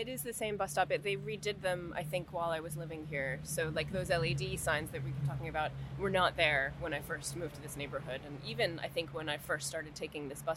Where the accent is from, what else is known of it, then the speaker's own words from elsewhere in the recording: New York, United States; moved away; also born or lived in Paris; I come from New York